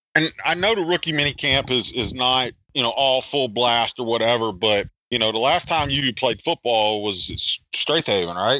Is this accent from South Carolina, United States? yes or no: yes; South Carolina, United States; now in Pennsylvania, United States; I'm from South Carolina